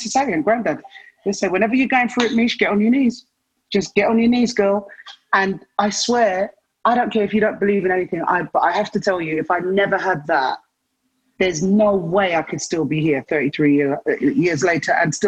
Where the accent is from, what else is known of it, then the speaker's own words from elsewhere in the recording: London, United Kingdom; I was born in London